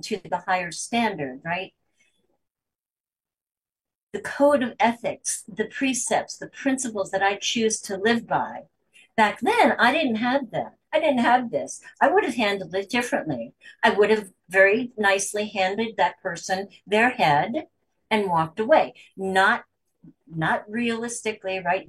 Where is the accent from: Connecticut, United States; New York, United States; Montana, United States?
New York, United States; I'm from New York